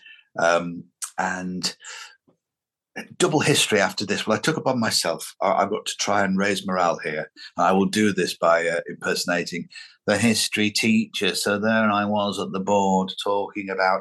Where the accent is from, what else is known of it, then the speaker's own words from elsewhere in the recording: Lancashire, North West England, United Kingdom; growing up in Lancashire in the 1970s was a very lovely scene in which to have your childhood.